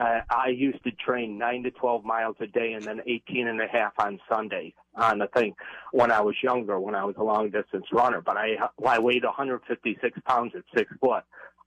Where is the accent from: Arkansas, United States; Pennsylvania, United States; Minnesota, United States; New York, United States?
New York, United States; also born or lived in Florida; I'm from New York.